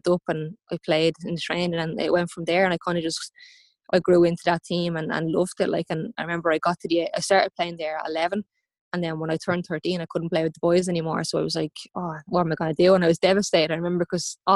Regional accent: Shankill, County Dublin, Ireland; I grew up in Shankill, and I lived in a house estate in Shankill

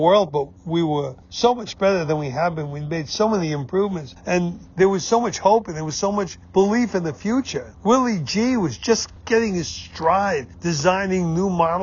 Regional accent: United States; as an American

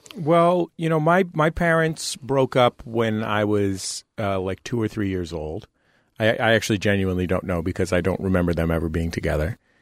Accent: San Francisco, California, United States; also born or lived in Santa Cruz, California; I grew up in the Mission District in San Francisco

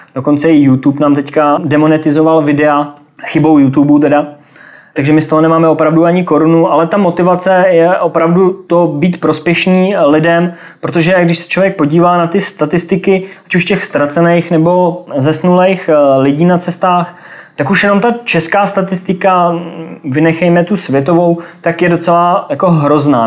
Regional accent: Czechia; Jsem hrdý na to, odkud pocházím a rozhodně se nestydím za ty obyvatele České republiky

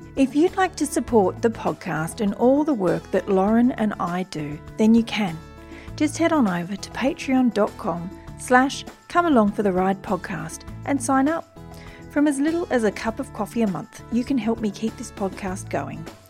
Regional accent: Wiradjuri country, New South Wales, Australia; also born or lived in Turrbal and Jagera country (Brisbane, Queensland); now in Brisbane, Australia; I was born on Wiradjuri country

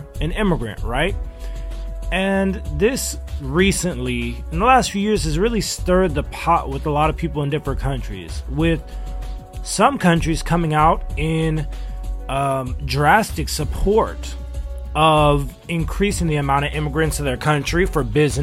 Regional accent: Los Angeles, California, United States; also born or lived in China; I'm from Los Angeles

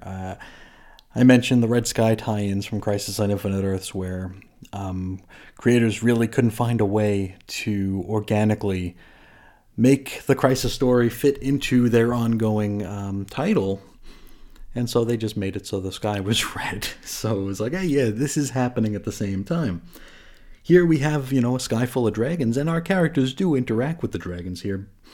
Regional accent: New York, United States; I grew up in New York

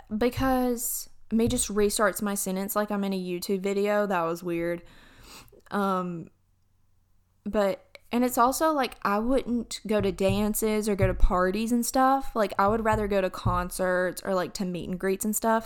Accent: Alabama, United States; I'm from Alabama.

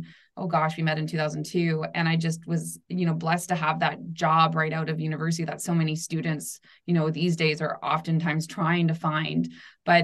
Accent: Vancouver Island, near Victoria, BC, British Columbia, Canada; accent: Canadian; I grew up on the west coast of Canada in the beautiful, beautiful island of Vancouver Island, nice. Where I'm close to Victoria, BC

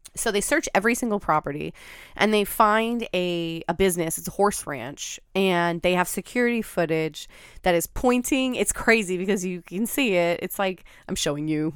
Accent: Pacific Northwest, United States; growing up in the Pacific Northwest

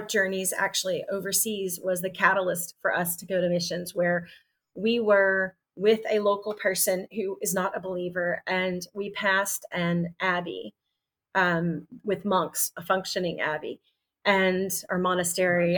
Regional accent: Texas, United States; also born or lived in South Carolina; now in Nashville, United States; I'm from Texas

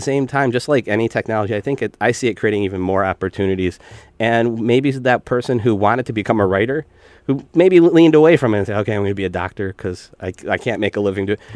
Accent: Pittsfield, Massachusetts, United States; I grew up Western Massachusetts, uh, okay. Pittsfield

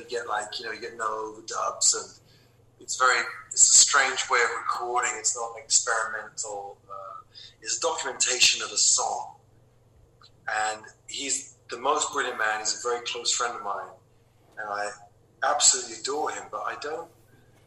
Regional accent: London, United Kingdom; I was from London

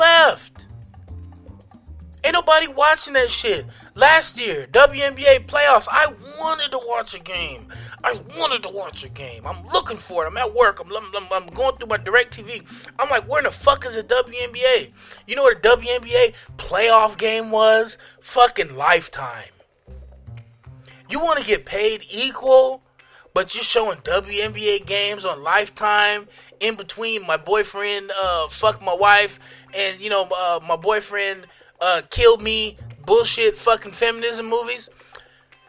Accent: United States; I'm American

